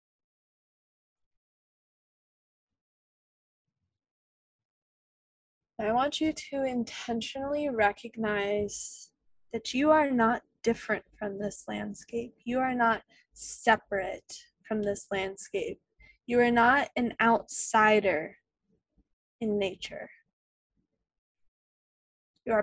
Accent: Leesburg, Virginia, United States; also born or lived in Blue Ridge Mountains, Virginia; I was raised in Leesburg, which is a suburban town outside of Washington, D.C.

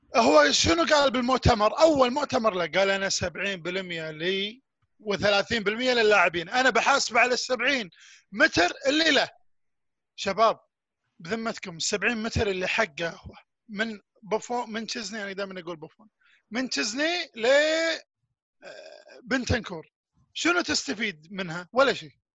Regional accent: Kuwait; انا في نادي اسمه نادي الساحل عندنا بالكويت

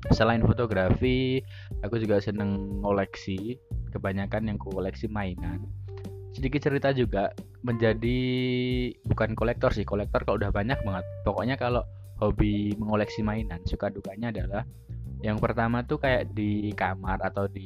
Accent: Surakarta, Central Java, Indonesia; aku lahir dan besar di Solo Surakarta di Jawa Tengah sehari-hari menggunakan bahasa Jawa kalau ngobrol.

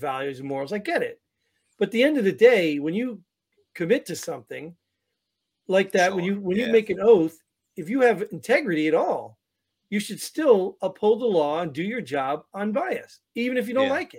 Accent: New Jersey, United States; moved away; I'm from Jersey

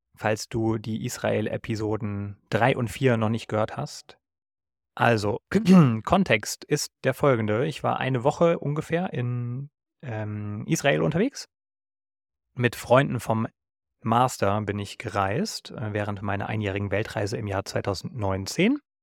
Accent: Germany; ich kann nichts dafür, wo ich geboren wurde, aber ich bin nun mal Deutscher

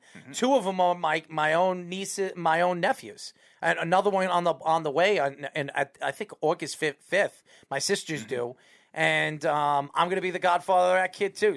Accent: New York, United States; I'm a New Yorker

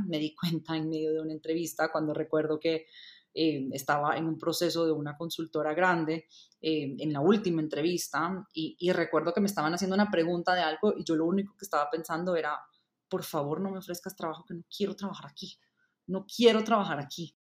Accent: El Salvador; moved away as an adult; also born or lived in Indiana, United States; now in Bogotá, Colombia; Nací y crecí en El Salvador

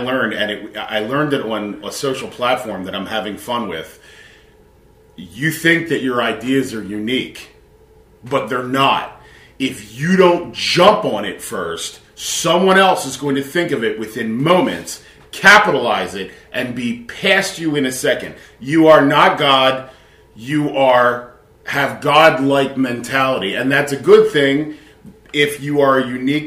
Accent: Philadelphia, Pennsylvania, United States; Born and raised in Philadelphia from ground zero

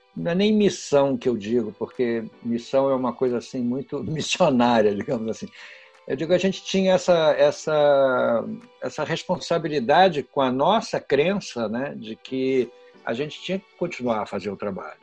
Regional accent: Porto Alegre, Rio Grande do Sul, Brazil; Sou filho de gaúcho, passei minha infância inteira em Porto Alegre

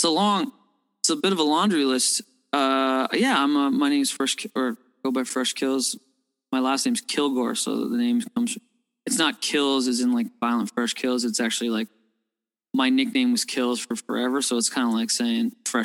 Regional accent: Toronto, Ontario, Canada; I'm a downtown kid. I grew up downtown Toronto

